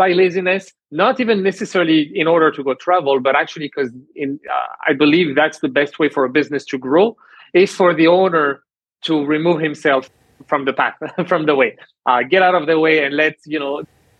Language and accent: English; Canada; born there; also born or lived in France; I started my studies and my career in France, first in sales, then I moved to Canada because I was born in Canada, had the citizenship, so I chose to move to Canada.